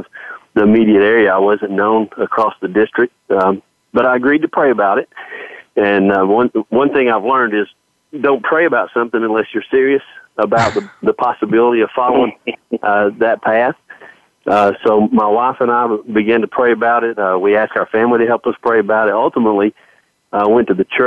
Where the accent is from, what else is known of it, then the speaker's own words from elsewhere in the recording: Knoxville, Tennessee, United States; I was born in Knoxville, Tennessee